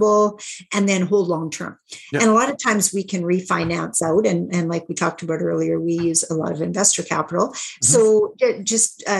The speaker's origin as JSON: {"language": "English", "region": "Saskatchewan", "country": "Canada", "said": "because I'm from Saskatchewan, Canada, most of our deals were smaller deals"}